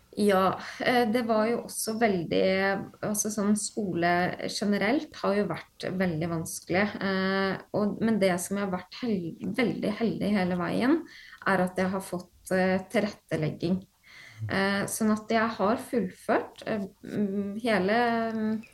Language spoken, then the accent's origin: Norwegian; Horten, Vestfold, Norway; also born or lived in Stavern; jeg er opprinnelig født og oppvokst i Stavern, uh, mm -hmm. så jeg har bodd der de ti første leveårene mine. og så flytta jeg til Horten uh, når jeg var ti år